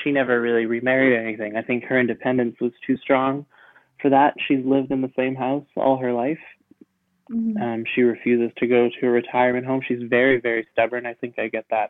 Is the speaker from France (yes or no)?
yes; France; moved away; also born or lived in Canada; I grew up in France, but we used to go spend 3 months in Canada every year.